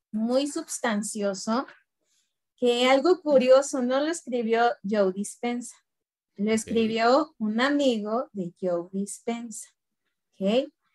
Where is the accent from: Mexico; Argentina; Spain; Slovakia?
Mexico; Guanajuato; also born or lived in Mexico City; vivo en Guanajuato. Eh, nací en la Ciudad de México. Bueno, antes el DF, el defectuoso. Pero desde muy niña me vine a vivir a Guanajuato. Y aquí radico.